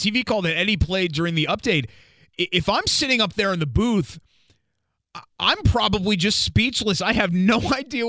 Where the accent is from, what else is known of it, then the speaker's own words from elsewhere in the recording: Northeast, United States; now in Indiana, United States; Growing up in the Northeast